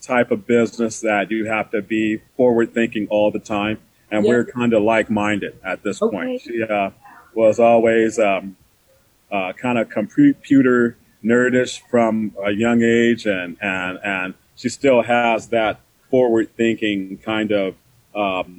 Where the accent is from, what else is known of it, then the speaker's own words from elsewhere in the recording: Oakland, California, United States; moved away; I grew up in Oakland, California. So I'm a Bay Area guy